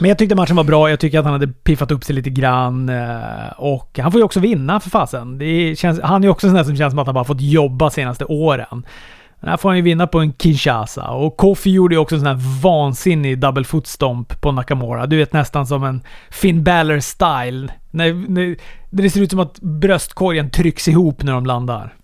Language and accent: Swedish; Luleå, Norrbotten County, Sweden; moved away; just nu är jag hemma i Luleå